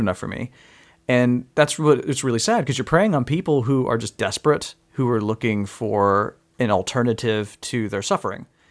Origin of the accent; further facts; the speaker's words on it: Mississippi, United States; moved away; I'm originally from Mississippi